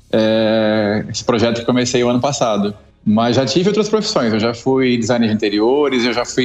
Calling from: Itajaí, Santa Catarina, Brazil; a gente fala de Itajaí, Santa Catarina.

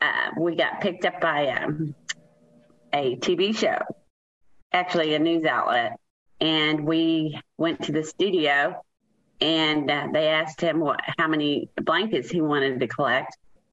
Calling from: Keller, Texas, United States; Keller, Texas.

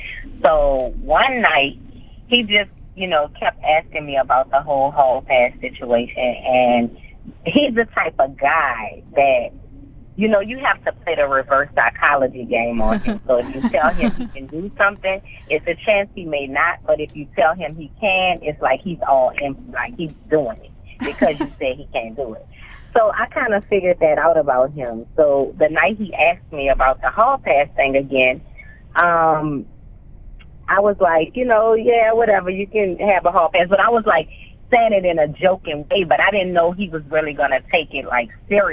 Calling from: Atlanta, Georgia, United States; I'm calling in from Atlanta, Georgia today. I'm home.

